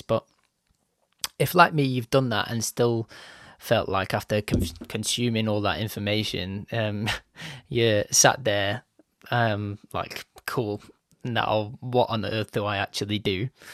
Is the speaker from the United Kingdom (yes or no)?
yes; Bolton, North West England, United Kingdom; my little mug has made its way from, like, Bolton, which is just outside of Manchester in the U K